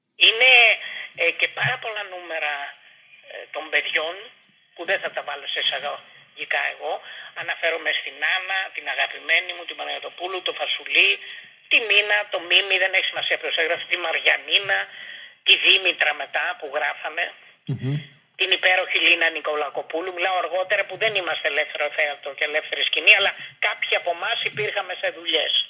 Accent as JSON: {"language": "Greek", "town": "Athens", "region": "Attica", "country": "Greece", "tie": "born or raised there", "said": "γεννήθηκα στο Παγκράτη."}